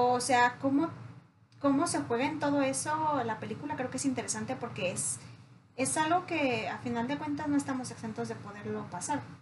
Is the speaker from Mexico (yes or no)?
yes; Mexico; No, excuse me, somos mexicanos.